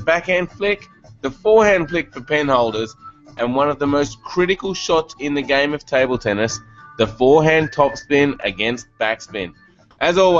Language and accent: English; Canberra, Australian Capital Territory, Australia; moved away; I was from Canberra, it was quite a cold place